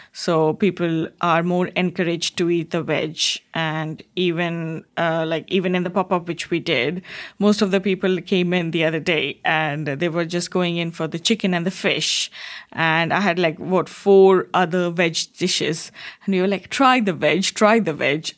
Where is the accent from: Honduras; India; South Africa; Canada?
India; Jamshedpur, Jharkhand; moved away as an adult; also born or lived in Kolkata, India / Bangalore, India; now in Wantage, United Kingdom; I grew up in a very small town called, like, Jamshedpur, uh, And then, again, we moved to Kolkata, like, when I was a bit bigger.